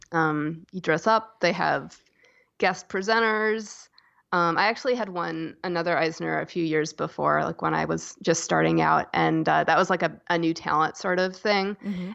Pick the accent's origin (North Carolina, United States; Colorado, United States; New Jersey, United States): North Carolina, United States; Asheville; also born or lived in Chapel Hill, North Carolina; I was born in in North Carolina in Chapel Hill and I grew up in Asheville